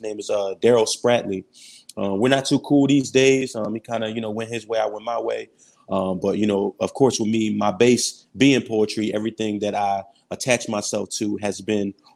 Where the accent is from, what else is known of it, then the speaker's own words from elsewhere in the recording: Philadelphia, Pennsylvania, United States; moved away as an adult; now in Honolulu, United States; I'm from North Philly